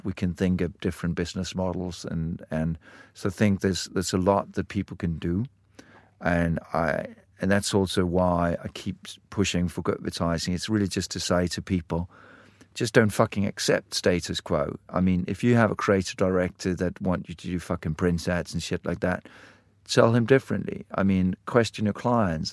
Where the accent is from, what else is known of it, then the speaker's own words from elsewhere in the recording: Denmark; I grew up in Denmark